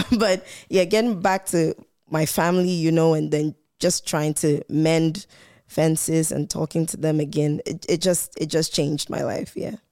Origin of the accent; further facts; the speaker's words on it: Volta, Ghana; I'm from the Volta region in Ghana